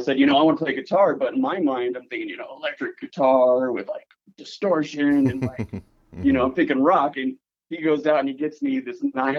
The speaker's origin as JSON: {"language": "English", "town": "Paradise", "region": "California", "country": "United States", "tie": "born or raised there", "also_born_or_lived": "San Francisco, California", "moved": "as an adult", "lives_now": "Minnesota, United States", "said": "I'm originally from Paradise, California. Okay. So my hometown burnt down quite some time ago."}